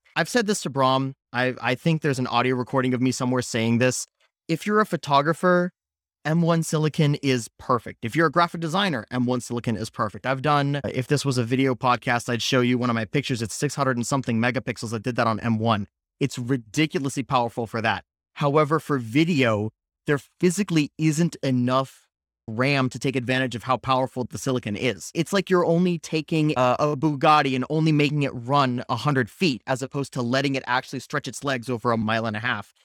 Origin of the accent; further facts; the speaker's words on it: Palo Alto, California, United States; I grew up in Palo Alto, California